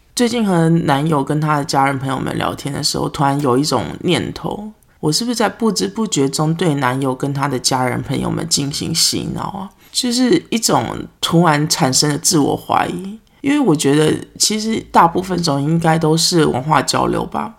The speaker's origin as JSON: {"language": "Chinese", "country": "Taiwan", "moved": "yes", "said": "我来自台湾啊"}